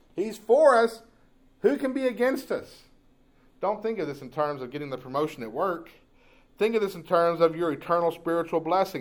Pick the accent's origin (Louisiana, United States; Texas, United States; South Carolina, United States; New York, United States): Texas, United States; Jacksonville; I grew up in Jacksonville, Texas